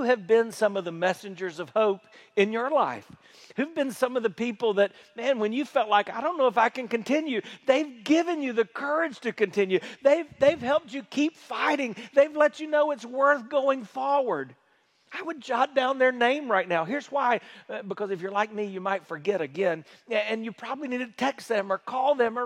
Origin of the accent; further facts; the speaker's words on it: South Carolina, United States; moved away; where I grew up in South Carolina